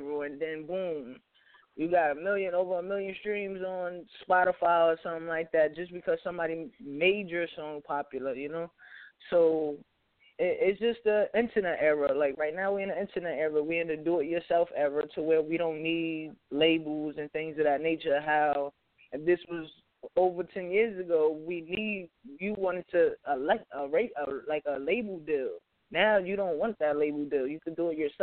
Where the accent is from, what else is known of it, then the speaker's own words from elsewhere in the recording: New York City, New York, United States; I'm a New Yorker. I'm a Bronx kid